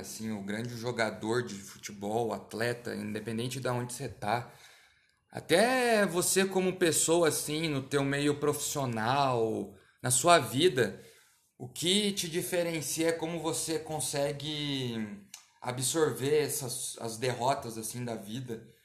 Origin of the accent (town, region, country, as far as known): Brazil